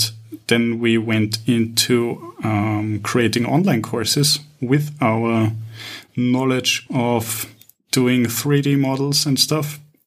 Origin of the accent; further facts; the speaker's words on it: Vienna, Austria; moved away as an adult; now in Cyprus; I'm initially from Vienna.